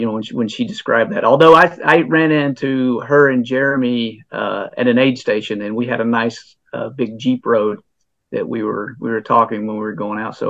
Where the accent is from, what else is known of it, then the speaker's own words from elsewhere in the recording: Western North Carolina, United States; moved away as an adult; also born or lived in Orlando, Florida / Colorado; now in Georgia, United States; I grew up in Western North Carolina.